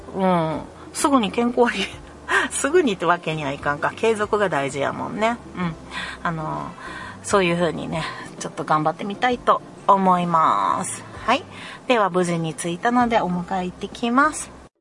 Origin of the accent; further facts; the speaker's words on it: Kansai, Japan; 関西人やからね